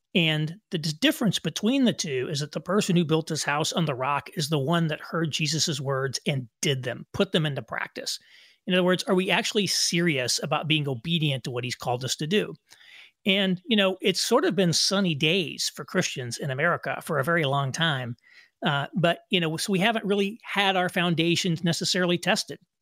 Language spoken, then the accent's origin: English; Indiana, United States; moved away as an adult; also born or lived in New York City; I moved from New York City to back where my wife and I are from in Indiana